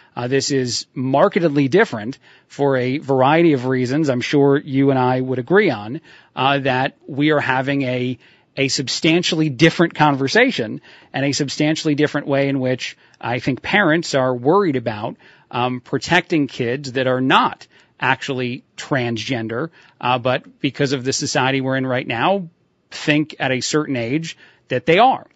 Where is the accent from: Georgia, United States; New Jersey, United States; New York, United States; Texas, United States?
New Jersey, United States; I'm from Jersey